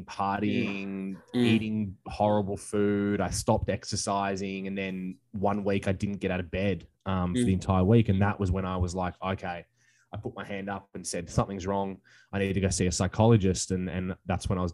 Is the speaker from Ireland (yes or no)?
no; Australia; now in Hawaii, United States; I'm from Australia, but I'm currently living in Hawaii